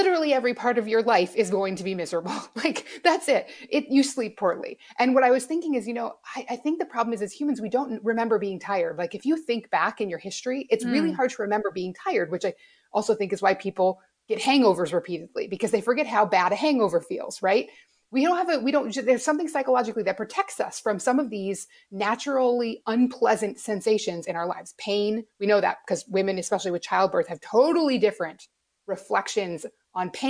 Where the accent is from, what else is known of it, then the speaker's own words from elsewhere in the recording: Alaska, United States; I grew up in Alaska where it's light half the year